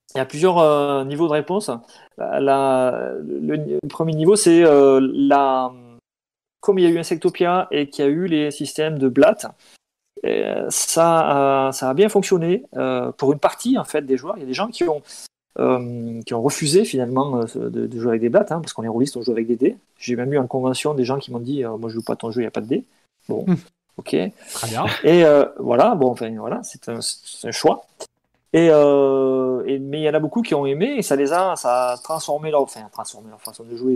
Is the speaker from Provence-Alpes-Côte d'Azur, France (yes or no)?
no; Pyrénées-Orientales, Occitania, France; j'ai grandi dans les Pyrénées-Orientales